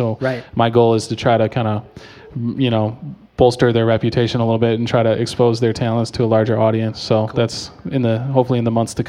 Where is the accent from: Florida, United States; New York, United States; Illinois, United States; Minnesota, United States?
Illinois, United States; Chicago; And I'm from Chicago.